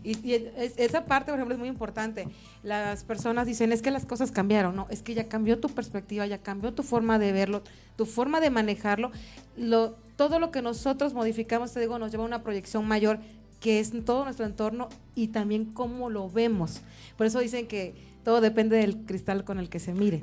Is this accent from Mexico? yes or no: yes; Mexico; tratamientos ancestrales que venimos manejando, para empezar como mexicanos desde hace muchas generaciones atrás